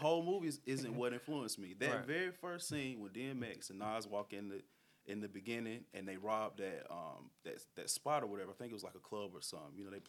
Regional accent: Durham, North Carolina, United States; I'm from Durham.

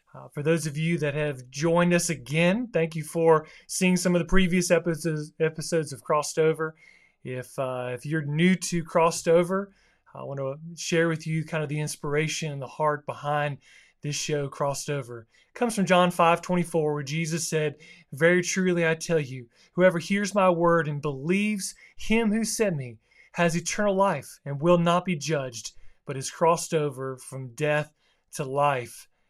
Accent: South Florida, United States; where I grew up in South Florida

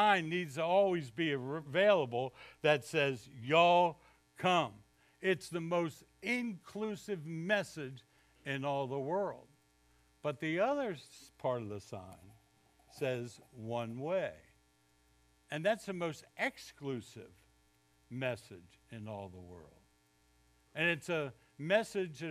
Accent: Baltimore, Maryland, United States; moved away as an adult; also born or lived in Jarvisburg, North Carolina; now in North Carolina, United States; I grew up in Baltimore, which is technically in the South

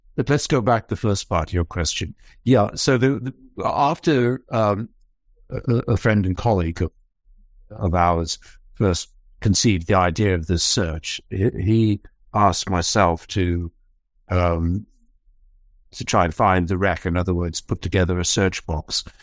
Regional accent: Falkland Islands; I come from the Falkland Islands.

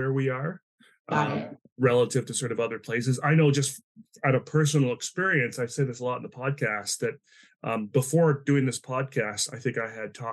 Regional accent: East Coast, Atlantic Canada, Canada; moved away as an adult; also born or lived in Vancouver; I grew up in the East Coast in Atlanta, Canada

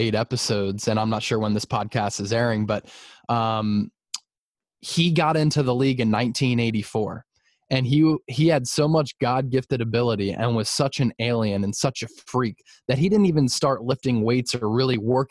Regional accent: Philadelphia, Pennsylvania, United States; growing up in the Philly area

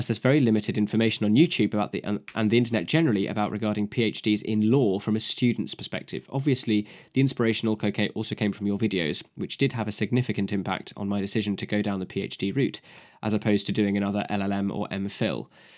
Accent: Queensland, Australia; it would also impact the good people in my home state of Queensland.

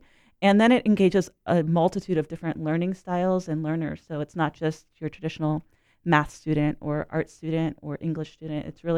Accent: Orlando, Florida, United States; I grew up in the Orlando area and I went to the Science Center as a child

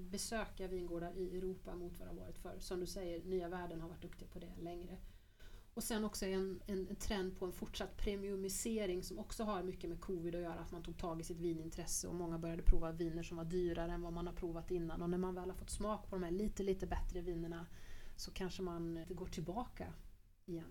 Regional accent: Grums, Värmland, Sweden; Grums där jag kommer ifrån

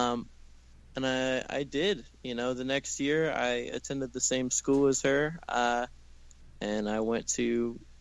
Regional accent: Jacksonville, Florida, United States; moved away as an adult; now in Los Angeles, United States; I grew up in Jacksonville, Florida, actually a little bit outside of Jacksonville in this tiny little beach town out on the East Coast

